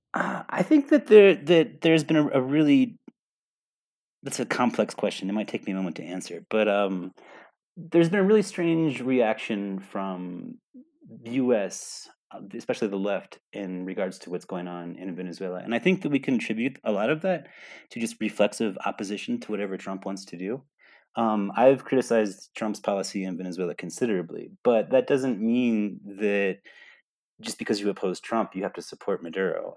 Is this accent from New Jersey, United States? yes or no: no; New York, United States; moved away as an adult; also born or lived in Texas / Colorado; now in Colombia; I was born in Texas, although most of my life I lived in New York.